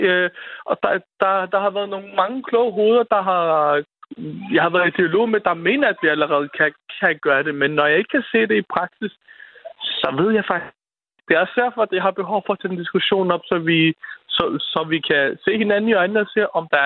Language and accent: Danish; Denmark; vi som danskere